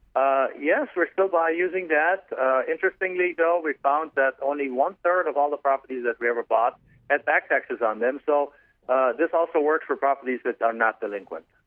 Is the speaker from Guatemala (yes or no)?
no; Germany; English is a second language; moved away as an adult; now in United States; I'm actually from Germany originally, so you can probably tell from my accent